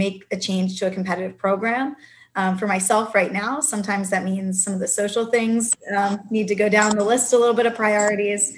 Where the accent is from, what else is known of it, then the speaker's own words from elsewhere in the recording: West Chester, Pennsylvania, United States; I grew up in Westchester, Pennsylvania, and I've actually stayed in Pennsylvania for most of my coaching career